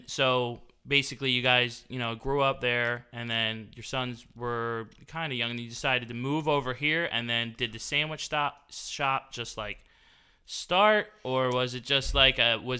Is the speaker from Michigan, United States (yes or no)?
no; Franklinville, New Jersey, United States; also born or lived in Glassboro, New Jersey; I was, you know, raised in Franklinville.